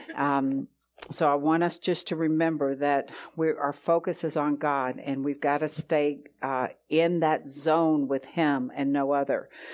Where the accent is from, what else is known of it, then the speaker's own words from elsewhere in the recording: the South, United States; growing up in the South